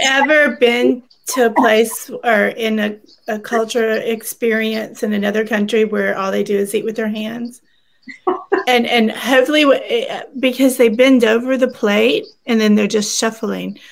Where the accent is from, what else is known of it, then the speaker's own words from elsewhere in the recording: the South, United States; I'm from the South